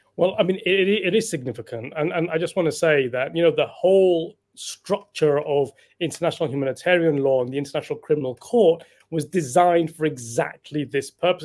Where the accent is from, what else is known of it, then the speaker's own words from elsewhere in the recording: United Kingdom; as British citizens